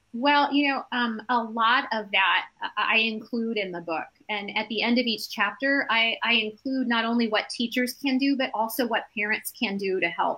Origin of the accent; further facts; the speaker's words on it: Evansville, Indiana, United States; now in Nashville, United States; Evansville, Indiana, which is my hometown